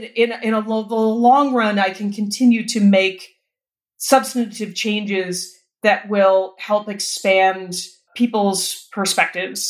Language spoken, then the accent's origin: English; New York, United States; moved away as an adult; now in Los Angeles, United States; I'm a New Yorker who lives in LA because that's where the work is.